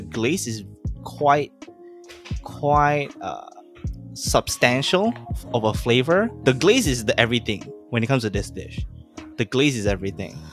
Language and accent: English; Malaysia; we are a Malay first country